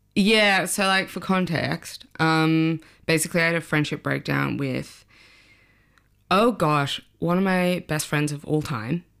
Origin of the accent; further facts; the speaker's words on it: Sydney, New South Wales, Australia; moved away as an adult; now in London, United Kingdom; I'm from Sydney, Australia. Uh, I moved to London when I was twenty-five.